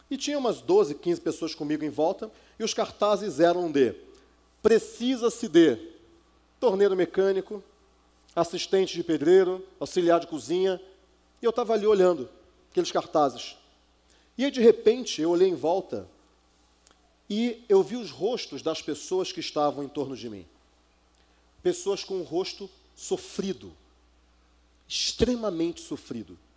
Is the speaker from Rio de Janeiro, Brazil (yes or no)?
yes; Rio de Janeiro, Brazil; now in Campinas, Brazil; Mudei de cidade, vocês devem ter percebido que eu sou do Rio, mas é, quase não dá para perceber, eu já perdi boa parte do sotaque. Né? Mas eu saí de lá, eu saí da outra cidade que eu estava e fui para Campinas, que é a cidade onde eu moro hoje.